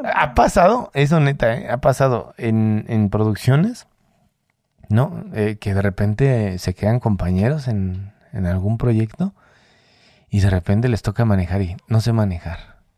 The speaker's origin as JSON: {"language": "Spanish", "country": "Mexico", "said": "somos mexicanos todos"}